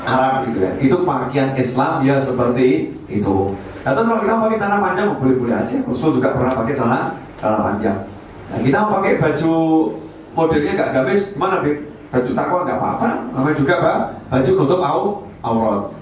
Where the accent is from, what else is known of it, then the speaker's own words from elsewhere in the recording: Java, Indonesia; Kita orang Jawa pakai peci hitam saja atau pakai kopiah saja.